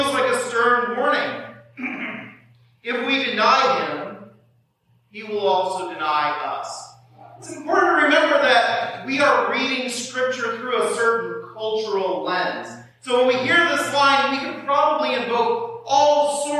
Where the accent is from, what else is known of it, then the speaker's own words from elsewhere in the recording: southern Kansas, United States; moved away as an adult; also born or lived in Wisconsin; now in Burlington, United States; when I grew up in southern Kansas, and I grew up about 20 miles from Oklahoma.